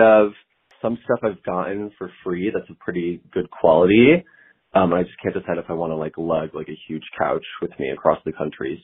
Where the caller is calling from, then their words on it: New York City, New York, United States; I'm calling from New York